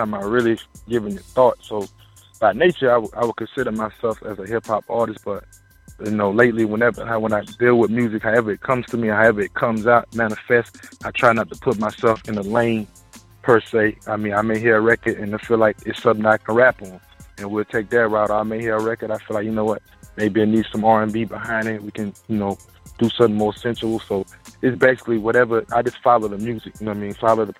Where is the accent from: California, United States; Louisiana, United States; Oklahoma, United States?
Louisiana, United States; Baton Rouge; moved away; I grew up in South Baton Rouge, Louisiana.